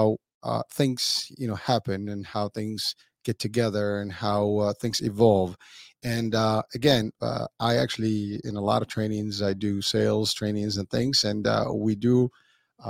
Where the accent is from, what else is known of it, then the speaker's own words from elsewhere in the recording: Morocco; now in United States; I'm being proud as a Moroccan native, and that's my background. Although I'm an American as well